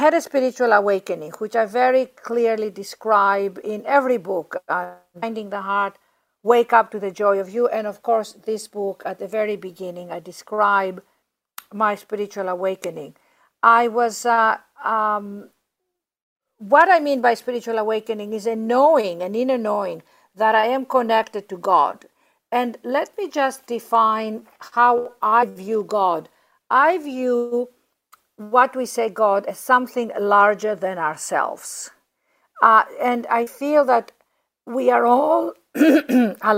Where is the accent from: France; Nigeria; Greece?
Greece; also born or lived in London, United Kingdom; now in Los Angeles, United States; Ariana, my sister, and I were raised in Greece